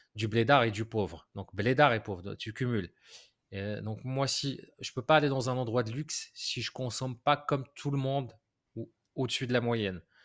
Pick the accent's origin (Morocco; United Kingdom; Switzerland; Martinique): Morocco; now in France; j'ai grandi au Maroc